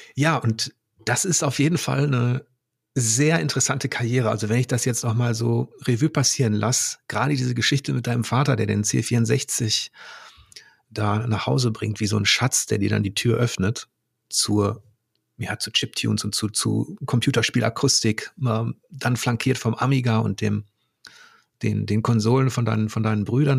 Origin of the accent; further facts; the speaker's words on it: Germany; als Deutscher